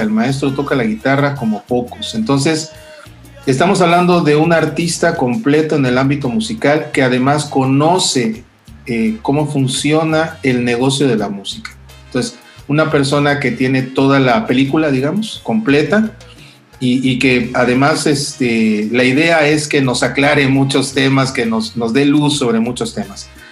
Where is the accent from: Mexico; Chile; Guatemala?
Mexico; Lerdo de Tejada, Veracruz; yo también de niño viví en Lerdo, en, el, Lerdo y en el Ingenio San Pedro